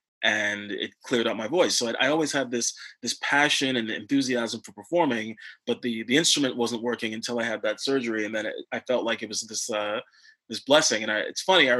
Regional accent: Montreal, Quebec, Canada; first language English; now in Vancouver, Canada; growing up in Montreal. And then when I moved to Vancouver

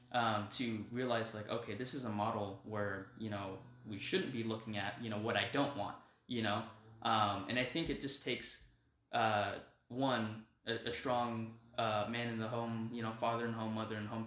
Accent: Las Vegas, Nevada, United States; moved away as an adult; now in Texas, United States; growing up in Vegas

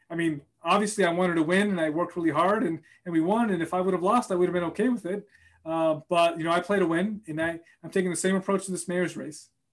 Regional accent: Boston, Massachusetts, United States; also born or lived in Puerto Rico; a young Latino kid growing up in Boston

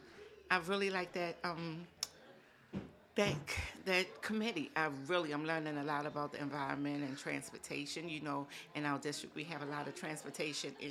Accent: Baltimore, Maryland, United States; Roberta's house is right directly where I grew up at on North and Cecil Avenue

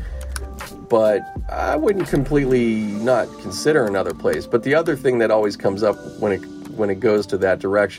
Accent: Pittsburgh, Pennsylvania, United States; now in Los Angeles, United States; I grew up in Pittsburgh

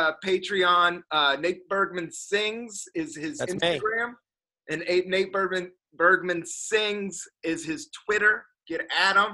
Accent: Washington, District of Columbia, United States; I was born in 1972 in Northeast DC on 60 Constitution.

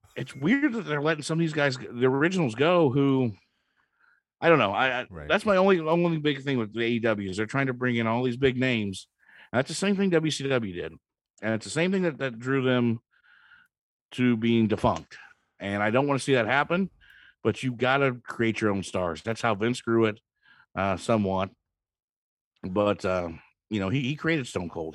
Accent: Champaign, Illinois, United States; It was in my hometown

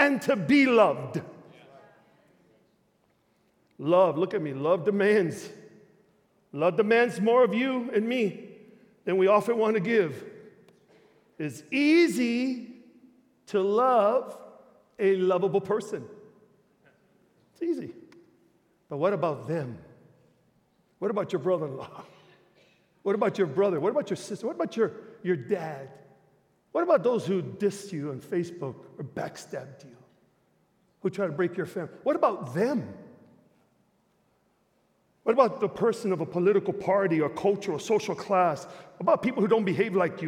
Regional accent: Chicago, Illinois, United States; moved away as an adult; now in Springfield, United States; I'm from Chicago

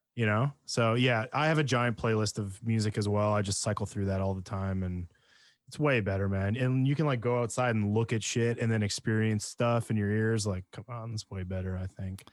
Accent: Penticton, British Columbia, Canada; where I grew up in Penticton, we were right in between two lakes

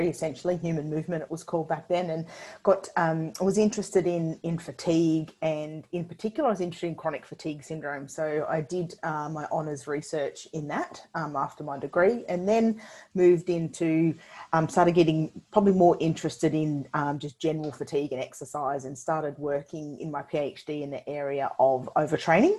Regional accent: Sunshine Coast, Queensland, Australia; moved away as an adult; also born or lived in Birmingham, United Kingdom / Canberra; I grew up on the Sunshine Coast and moved to Canberra.

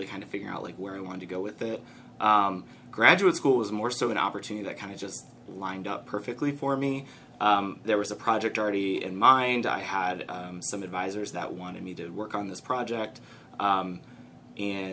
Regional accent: Detroit, Michigan, United States; moved away as an adult; now in Cincinnati, United States; I'm from Metro

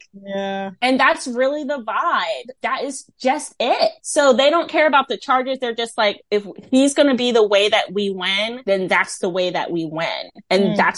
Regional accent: United States; as an American

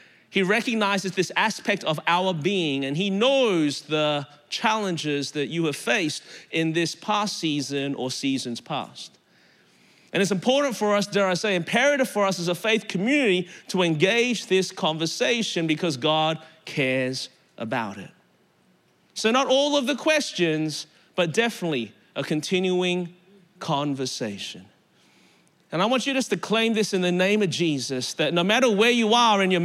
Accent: Melbourne, Victoria, Australia; moved away as an adult; now in Anderson, United States; I live in Anderson, South Carolina now, born and raised in Melbourne, Australia. That's the reason my voice is this way.

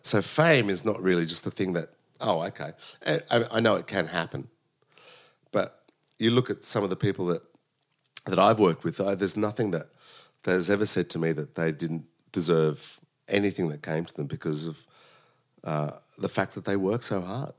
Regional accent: Sydney, New South Wales, Australia; I was born in Sydney. My parents came from Sicily, uh, in the late sixties

